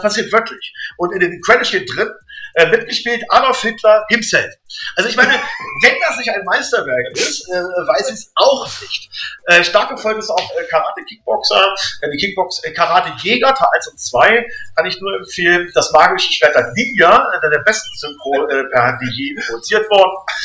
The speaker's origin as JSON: {"language": "German", "town": "Braunschweig", "region": "Lower Saxony", "country": "Germany", "tie": "born or raised there", "said": "Wir sind im Braunschweig groß geworden, Rand, Randgebiet, äh, Zonenrandgebiet und das war hier alles grau und grau."}